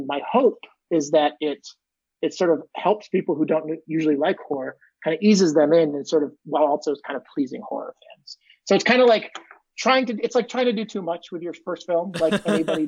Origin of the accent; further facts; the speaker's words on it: Maine, United States; I grew up in Maine in a small, tiny town on the coast, just kind of close to Nova Scotia